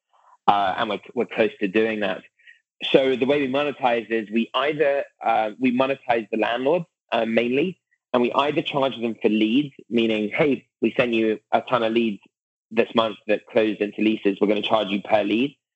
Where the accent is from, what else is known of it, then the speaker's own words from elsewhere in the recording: United Kingdom; moved away as an adult; now in Silicon Valley, United States; as a British person moving to Silicon Valley in 2012